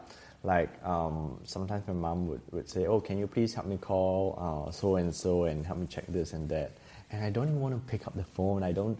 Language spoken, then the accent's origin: English; Singapore; also born or lived in Taiwan; growing up in Singapore